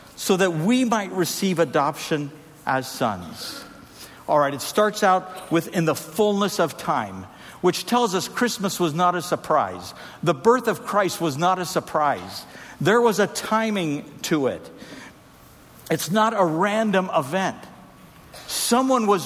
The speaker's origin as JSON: {"language": "English", "country": "Trinidad & Tobago", "tie": "born or raised there", "moved": "yes", "said": "I grew up in Trinidad and Tobago, where we had a tradition of busting bamboo"}